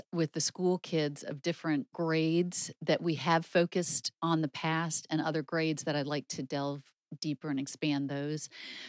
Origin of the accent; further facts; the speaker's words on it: Shaker Heights, Ohio, United States; David, I am not. I grew up primarily in Shaker Heights, Ohio.